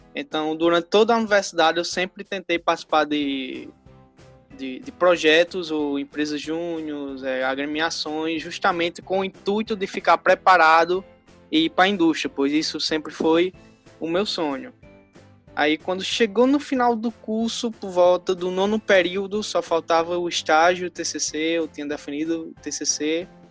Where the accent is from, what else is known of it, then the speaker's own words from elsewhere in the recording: interior of Rio Grande do Norte, Brazil; sou do interior do Rio Grande do Norte